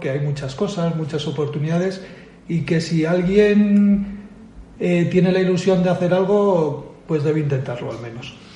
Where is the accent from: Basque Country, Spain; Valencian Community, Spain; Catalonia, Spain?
Basque Country, Spain; Bilbao; moved away as an adult; now in Madrid, Spain; soy natural de, Bilbao, aunque llevo mucho tiempo fuera, ¿vale? Llevo a los 25 años me vine a Madrid